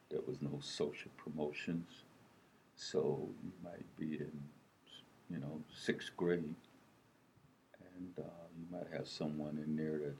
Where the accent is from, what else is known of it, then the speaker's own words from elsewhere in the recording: South Carolina, United States; now in Lincoln, United States; I was born in South Carolina.